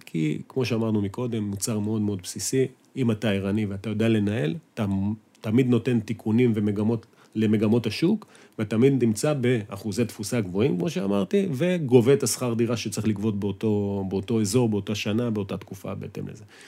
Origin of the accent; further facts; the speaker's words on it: Israel; אנחנו ישראלים, חושבים בישראלית, מדברים ישראלית